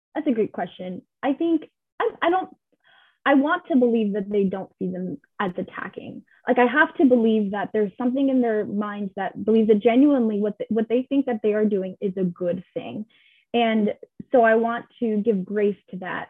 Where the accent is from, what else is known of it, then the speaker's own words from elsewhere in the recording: California, United States; I was born in California.